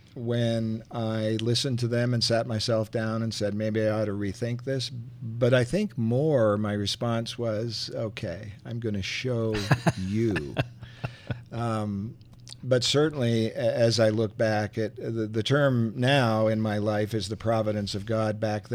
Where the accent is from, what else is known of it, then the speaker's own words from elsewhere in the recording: Montreal, Quebec, Canada; born there; Well, I was born in Montreal in the province of Quebec. And hockey was then a very big thing and still is, I believe.